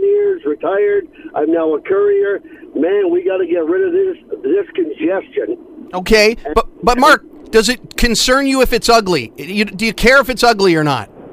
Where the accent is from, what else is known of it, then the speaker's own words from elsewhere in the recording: Hamilton, Ontario, Canada; now in Burlington, Canada; I was born in Hamilton